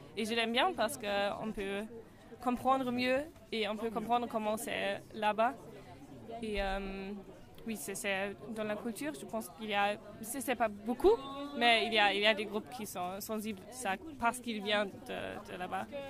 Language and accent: French; Münster, North Rhine-Westphalia, Germany; French is a second language; moved away as an adult; now in Strasbourg, France; moi je viens de Münster, c'est dans l'ouest d'Allemagne